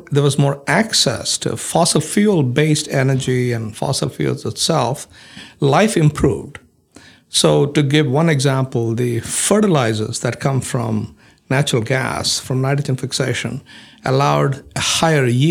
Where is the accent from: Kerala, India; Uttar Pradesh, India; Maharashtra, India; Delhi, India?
Maharashtra, India; Mumbai; moved away as an adult; also born or lived in Houston, Texas / Columbus, Ohio; now in Huntsville, United States; the home that I grew up in Bombay